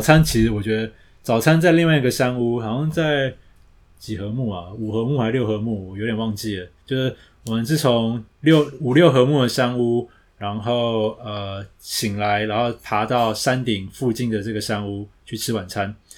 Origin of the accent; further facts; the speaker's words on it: Taiwan; 我们台湾人都没得爬